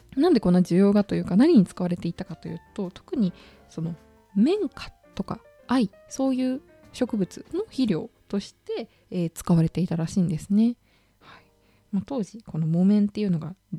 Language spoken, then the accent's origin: Japanese; Okayama, Japan; 私これ岡山県の出身なので